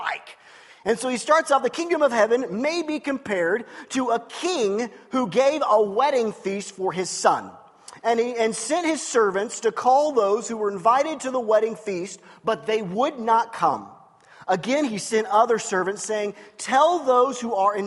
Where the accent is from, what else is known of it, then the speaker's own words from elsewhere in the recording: United States; I'm an American